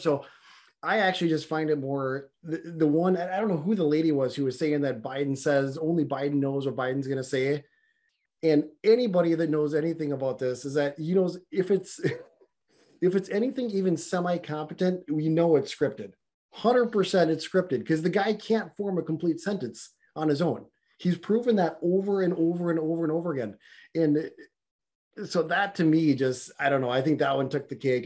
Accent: Florida, United States; this is my home state here

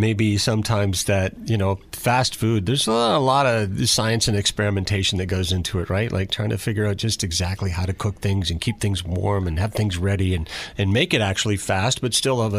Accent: Goderich, Ontario, Canada; when I was a kid growing up in Goderich.

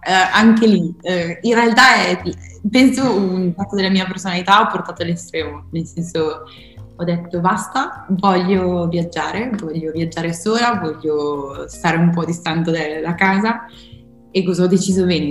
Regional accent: Podenzano, Emilia-Romagna, Italy; vengo da Podenzano

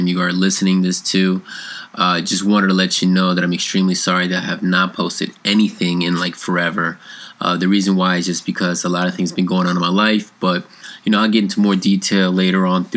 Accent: New York City, New York, United States; moved away as an adult; also born or lived in Colombia (parents); now in South Carolina, United States; I was born in Queens, New York, and I was raised there till I was about 17, 18-ish

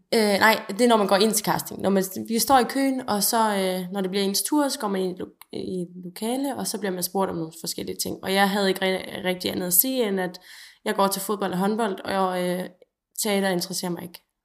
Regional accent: North Jutland, North Denmark Region, Denmark; som nordjyde

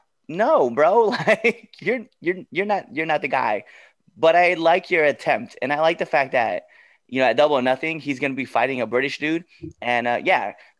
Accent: United States; as an American in this country

